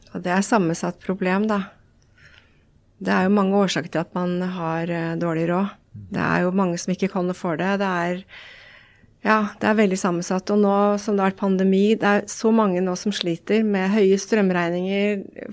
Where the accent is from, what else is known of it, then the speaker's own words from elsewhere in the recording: Elverum, Innlandet, Norway; moved away; also born or lived in San Diego, California; opprinnelig så er jeg jo fra Elverum